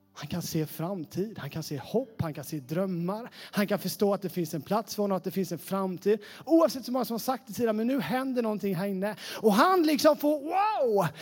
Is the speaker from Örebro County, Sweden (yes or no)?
no; Sävsjö, Jönköping County, Sweden; accent: Småland; moved away as an adult; now in Västerås, Sweden; Jag är från Sävsjötrakten